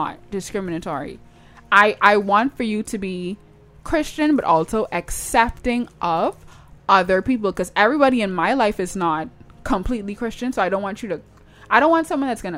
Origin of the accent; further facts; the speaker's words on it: Toronto, Ontario, Canada; accent: Toronto; That's my Toronto accent